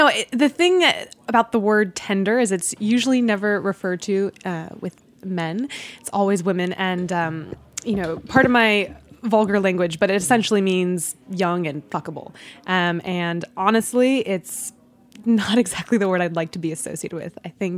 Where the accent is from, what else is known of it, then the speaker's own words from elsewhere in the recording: Washington, District of Columbia, United States; born there; also born or lived in Virginia / New Jersey; now in New York, United States; I was born in Washington, D.C., around Silver Spring, Maryland, and then we moved to Virginia, and then to New Jersey, and then later I moved to New York.